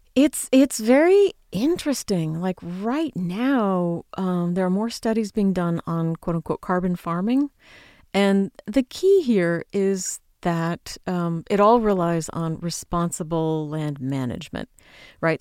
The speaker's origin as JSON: {"language": "English", "country": "United States", "said": "I'm an American."}